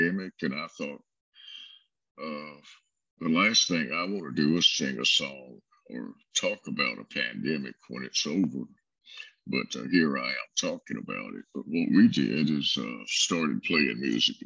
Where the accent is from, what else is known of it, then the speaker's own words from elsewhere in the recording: South Alabama, United States; also born or lived in Brewton, Alabama; now in Tennessee, United States; I grew up in South Alabama